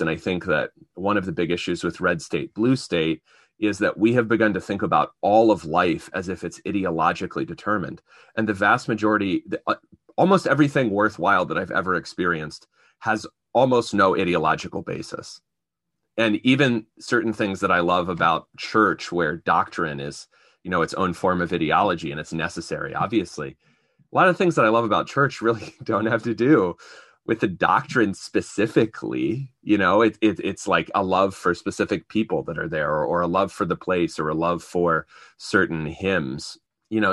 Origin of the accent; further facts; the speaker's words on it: Appalachia, United States; I'm from Appalachia